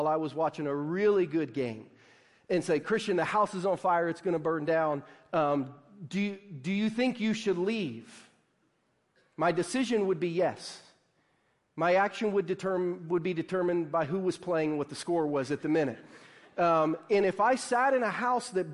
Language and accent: English; Southern Ohio, United States; a Midwestern kid growing up in Southern Ohio